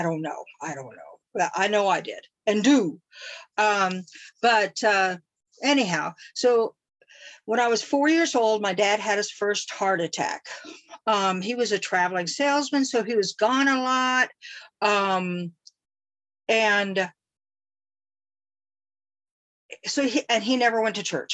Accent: Tulsa, Oklahoma, United States; I was born and raised in Tulsa, Oklahoma.

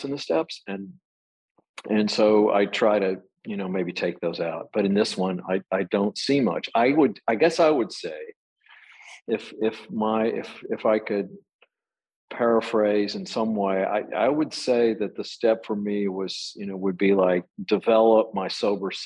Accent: Texas, United States; I was raised in Texas

